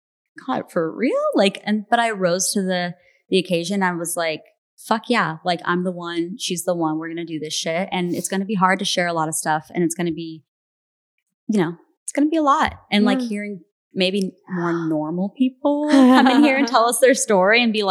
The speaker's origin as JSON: {"language": "English", "town": "Phoenix", "region": "Arizona", "country": "United States", "said": "I'm from Phoenix"}